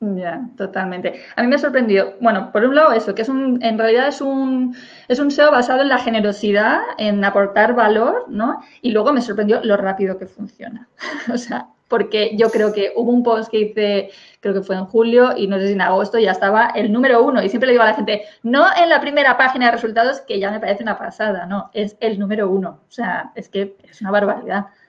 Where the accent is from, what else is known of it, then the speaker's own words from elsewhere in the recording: Spain; yo, por ejemplo, soy una profesora española que doy clases de inglés